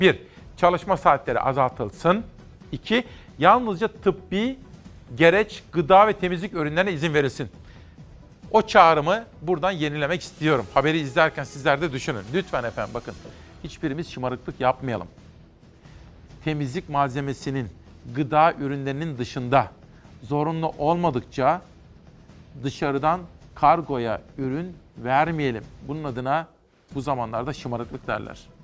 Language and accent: Turkish; Simav, Kütahya, Turkey; moved away; küçük bir çocukken Kütahya Simav'da Fatih İlköğretim Okulu'nda